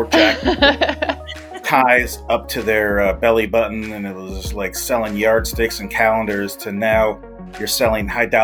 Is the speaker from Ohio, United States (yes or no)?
yes; Ohio, United States; moved away as an adult; also born or lived in Dallas / Atlanta; I grew up in Ohio